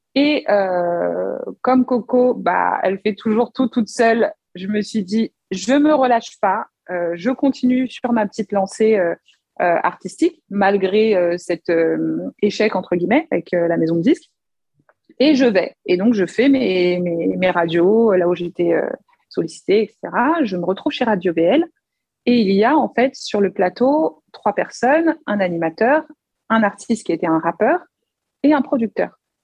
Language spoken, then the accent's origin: French; Paris, Île-de-France, France; je suis née en France, donc je suis vraiment née à Paris. Et en fait, mes deux parents sont congolais